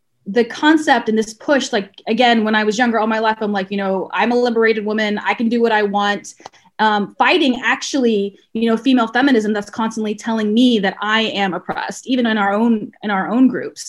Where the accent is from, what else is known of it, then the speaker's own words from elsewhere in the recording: the South, United States; I growing up brown in the South